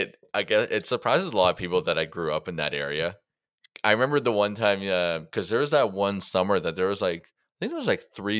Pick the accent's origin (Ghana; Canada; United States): Canada; Mississauga, Ontario; It's like Mississauga, so where I grew up on Colonial and College Way, which everyone just called Ridgeway